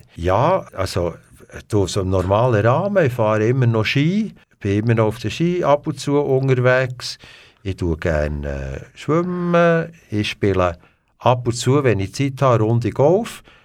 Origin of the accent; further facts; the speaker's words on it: Bern, Switzerland; moved away as an adult; also born or lived in Bümpliz / England / Alaska / Bahamas; Ich bin äh, in Bern geboren. Nachher sind wir gerade nach Pümplitz gezögert ja. und äh, bin dort äh, in der Primarschule, bin nachher aber in der Stadt äh, Bern ins Progymnasium